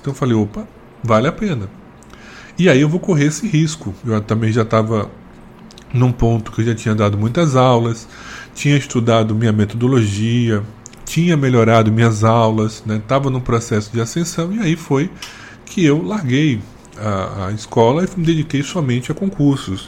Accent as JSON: {"language": "Portuguese", "region": "Northeast Region", "country": "Brazil", "said": "tive muito preconceito por ser nordestino"}